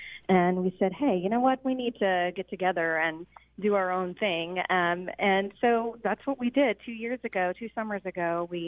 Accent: Ocean Springs, Mississippi, United States; So I grew up in Ocean Springs in the community of St. Martin, and I grew up doing Coast Community Theater, musicals, dancing and singing at the Sanger Theater and all around here on the Gulf Coast

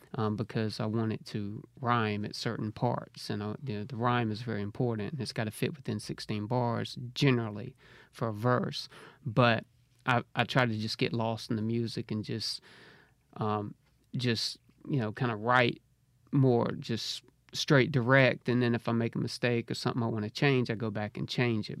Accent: Harrisville, Mississippi, United States; now in Jackson, United States; Originally from Braxton. So, yeah, I kinda grew up in Harrisville, Braxton area

